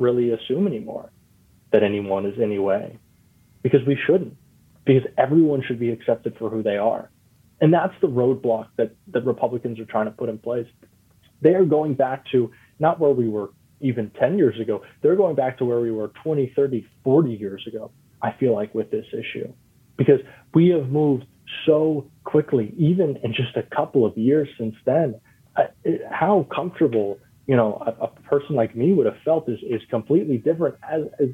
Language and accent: English; Florida, United States; I grew up in Florida